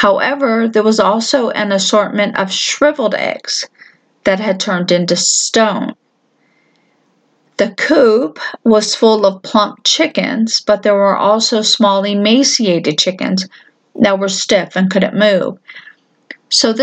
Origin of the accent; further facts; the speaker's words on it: Florida, United States; moved away; I'm from Florida